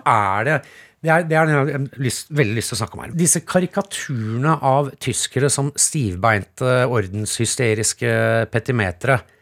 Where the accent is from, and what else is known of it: Norway